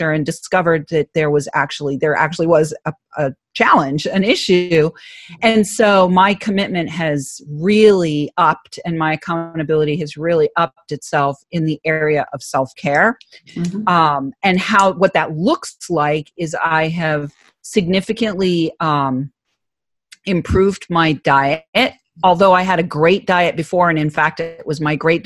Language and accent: English; New England, United States; accent: Boston; I'm from New England, so I figured I'd play on the Boston accent